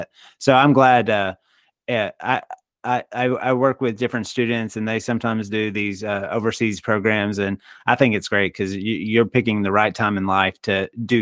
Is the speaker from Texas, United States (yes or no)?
yes; Texas, United States; You know, I grew up in Texas